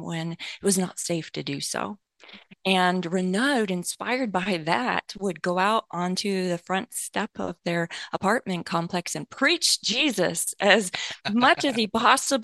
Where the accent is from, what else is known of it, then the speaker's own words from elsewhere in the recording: America's heartland, Midwest, United States; growing up in America's heartland